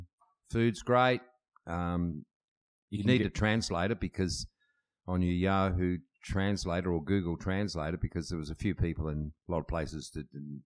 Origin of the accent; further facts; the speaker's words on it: South Australia, Australia; they're an old friend that I grew up with in South Australia that's a good mate of mine